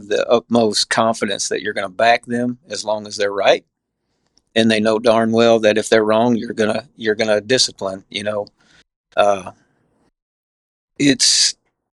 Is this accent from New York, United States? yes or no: no; Emlenton, Pennsylvania, United States; also born or lived in Morris, Illinois / Missouri Valley, Iowa / Langston, Alabama; now in Alabama, United States; we landed in a little small town called Emleton, Pennsylvania, which is about 80 miles east of Pittsburgh